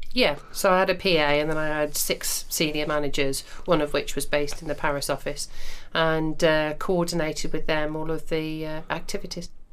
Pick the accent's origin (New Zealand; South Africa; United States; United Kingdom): United Kingdom; we are British